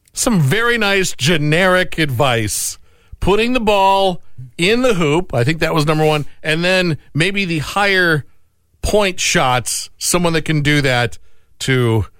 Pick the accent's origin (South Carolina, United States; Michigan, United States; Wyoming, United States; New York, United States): Michigan, United States; moved away; my home state of Michigan